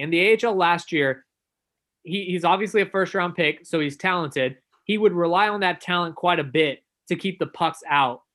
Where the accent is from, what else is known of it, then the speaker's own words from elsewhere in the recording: Dallas, Texas, United States; I grew up in Dallas